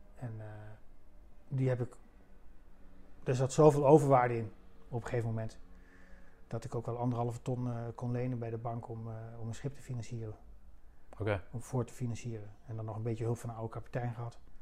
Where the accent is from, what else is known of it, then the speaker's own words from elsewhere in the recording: Kampen, Overijssel, Netherlands; dat is mijn stad. waar ik geboren ben, opgegroeid, ja, geboren en getogen